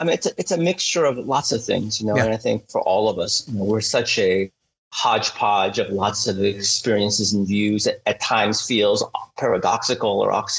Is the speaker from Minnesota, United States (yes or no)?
no; San Francisco, California, United States; moved away as an adult; also born or lived in Seoul, South Korea; now in Seattle, United States; I was born in Seoul, South Korea, immigrated to San Francisco at the age of 6, went to Lowell High School, went to UC Davis, and then left California for grad school. And I really haven't been back since.